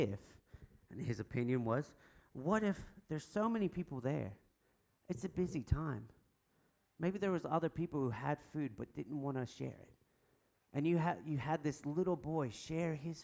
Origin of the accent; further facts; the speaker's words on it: United States; I'm American.